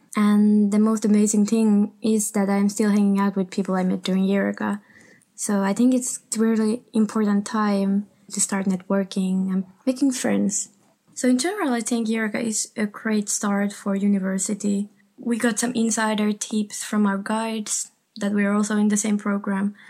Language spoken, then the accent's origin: English; Finland; moved away as an adult; now in Rotterdam, Netherlands; I'm from Finland